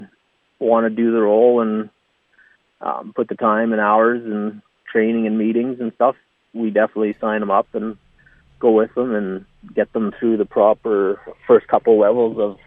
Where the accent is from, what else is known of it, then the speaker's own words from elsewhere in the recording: Redvers, Saskatchewan, Canada; I've always been Redvers. Grew up on a family farm north of Redvers, about 10 miles.